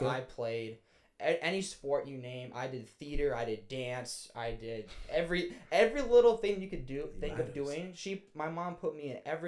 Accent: St. Cloud, Minnesota, United States; also born or lived in Sauk Rapids; I'm from St. Cloud originally

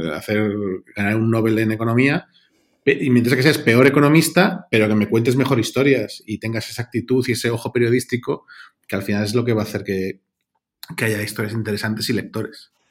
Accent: Mallorca, Balearic Islands, Spain; moved away; also born or lived in London / Brussels; yo soy de Mallorca

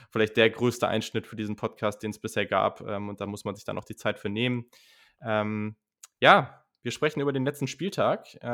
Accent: Hanover, Lower Saxony, Germany; Ich komme aus Hannover, da wo man ordentliches, bin. normales da, wo man, Hochdeutsch wo man redet.

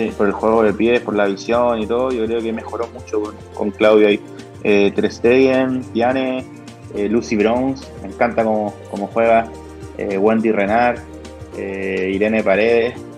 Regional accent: Chile; yo como chileno

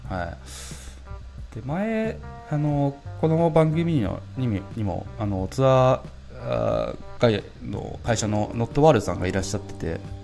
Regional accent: Japan; first language Japanese; 僕らなんて日本語しか日本語しか使えないっていうか英語とか他の言語って母国語じゃない

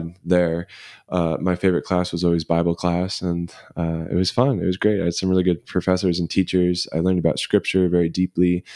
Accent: Denver, Colorado, United States; I grew up in Denver, Colorado, South Denver, Littleton area

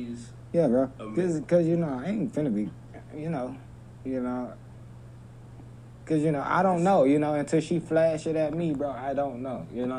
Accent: Texas, United States; I'm from Texas.

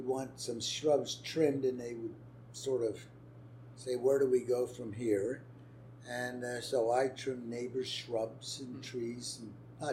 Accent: Allentown, Pennsylvania, United States; also born or lived in Philadelphia, Pennsylvania / New Hope, Pennsylvania; I was born in Philadelphia, but brought up in a little town called Allentown

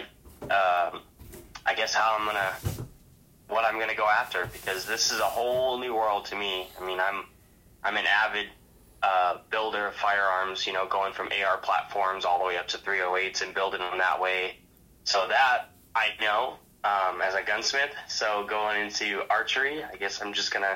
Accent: South Dakota, United States; now in Phoenix, United States; I'm from South Dakota. I'm a South Dakota boy

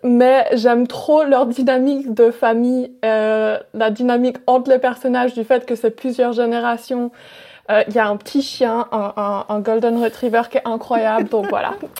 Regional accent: Wales, United Kingdom; moved away; de là où j'ai grandi mes premières années et puis et ça m'a énormément marqué et j'aime trop. C'est au Pays de Galles

